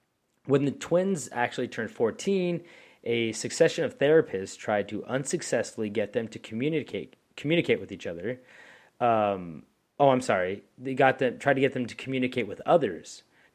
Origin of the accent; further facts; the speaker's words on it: Louisiana, United States; Like, oh yeah, how y'all going? Hold on, I'm from Louisiana.